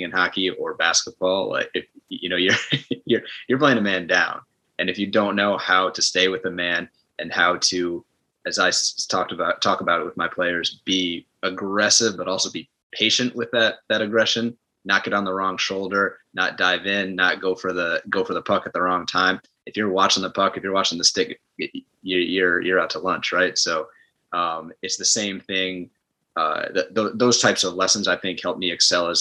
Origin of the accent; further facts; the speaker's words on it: Ithaca, New York, United States; growing up in Ithaca, you know, it's, you know, we're what, 3 hours from Buffalo, 4 hours from New York.